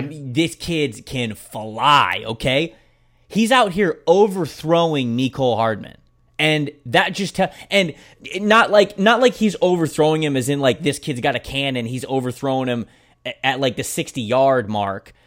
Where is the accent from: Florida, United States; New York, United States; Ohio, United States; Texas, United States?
Florida, United States; Bradenton; I'm from Bradenton